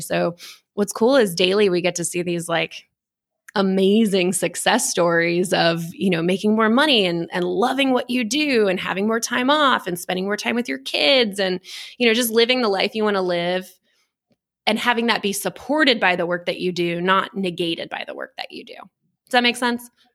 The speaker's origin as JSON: {"language": "English", "region": "Texas", "country": "United States", "tie": "born or raised there", "said": "born and raised in Texas"}